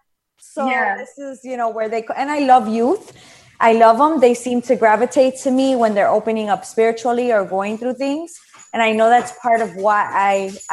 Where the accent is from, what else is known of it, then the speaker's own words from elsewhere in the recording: Chicago, Illinois, United States; also born or lived in Paterson, New Jersey; I was born in Paterson, New Jersey, but came here when I was 2, and I've been here since. So I am a Chicago girl all the way